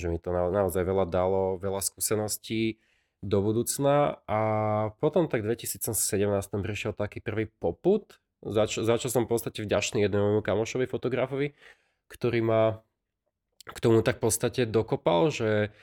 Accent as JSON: {"language": "Slovak", "country": "Slovakia", "said": "v Moraveckom okrese, odkiaľ som"}